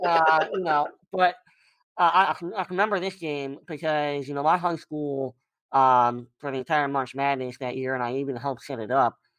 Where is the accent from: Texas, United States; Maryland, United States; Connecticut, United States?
Maryland, United States; I grew up in Maryland